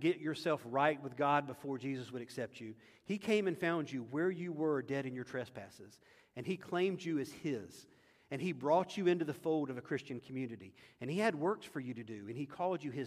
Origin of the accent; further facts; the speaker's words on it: United States; as an American